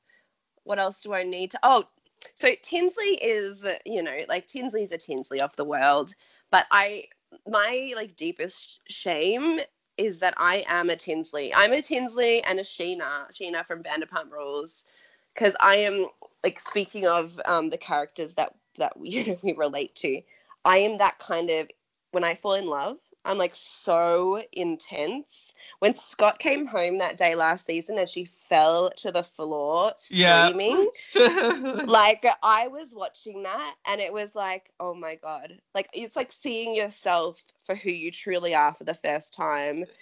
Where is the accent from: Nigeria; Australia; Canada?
Australia; And we grew up in Australia